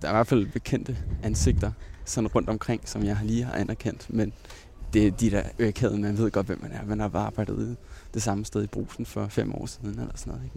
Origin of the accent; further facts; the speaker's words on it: Roskilde, Zealand, Denmark; moved away as an adult; also born or lived in Himmelev; Jeg er født i Roskilde, øh, og øh, boede faktisk også de første to år af mit liv herinde i, øh, inde i midtbyen